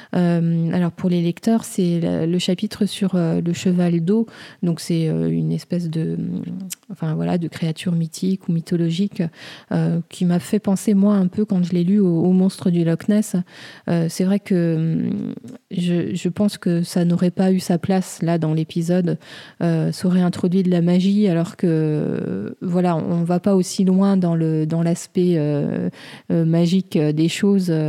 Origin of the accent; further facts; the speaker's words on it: France; chez nous en France